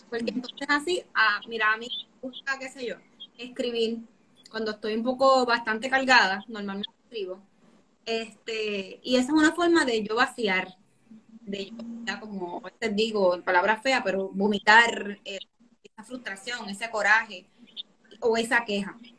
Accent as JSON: {"language": "Spanish", "country": "Puerto Rico", "said": "somos boricuas"}